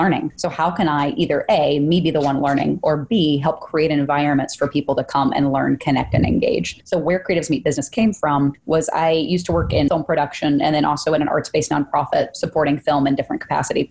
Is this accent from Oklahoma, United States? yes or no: yes; Oklahoma, United States; also born or lived in Austin, Texas; I was born in Austin and then moved to Oklahoma in third grade and stayed there all the way through college